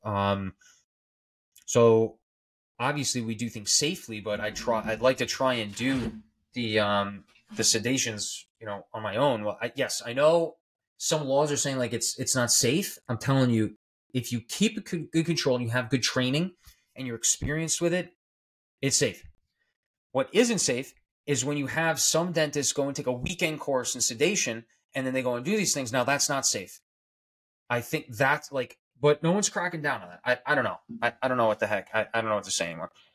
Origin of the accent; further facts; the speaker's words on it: Smithtown, New York, United States; I went to St. Anthony's High School on Long Island, New York. Um, that's in Huntington and I'm from Smithtown on Long Island